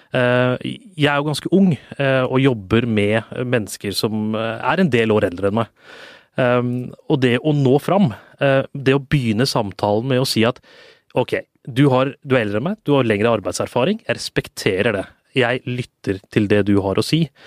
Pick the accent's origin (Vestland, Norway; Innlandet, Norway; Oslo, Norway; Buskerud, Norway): Oslo, Norway; also born or lived in Tåsen, Oslo; Jeg vokste jo opp på Grünerløkka